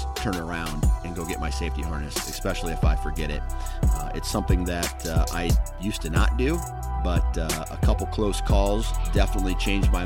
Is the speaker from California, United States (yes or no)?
no; Mount Pleasant, Iowa, United States; my hometown of Mount Pleasant, Iowa